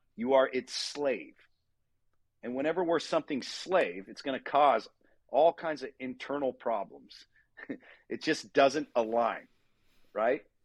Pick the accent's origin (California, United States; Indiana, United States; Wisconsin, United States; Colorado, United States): California, United States; Southern; I grew up in Southern California, surfing, skateboarding.